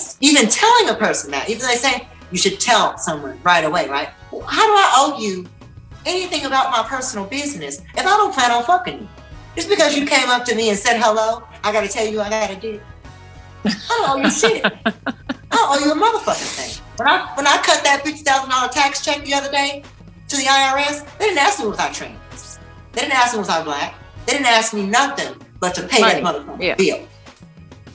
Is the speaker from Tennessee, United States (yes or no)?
yes; Tennessee, United States; I grew up in Tennessee